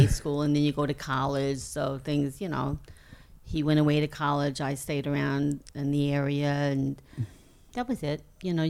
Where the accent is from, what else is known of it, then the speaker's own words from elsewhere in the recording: Long Island, New York, United States; also born or lived in Brooklyn, New York; And actually, I was born in Brooklyn and then, you know, moved to Long Island when my parents, of course, brought the whole family out to Long Island.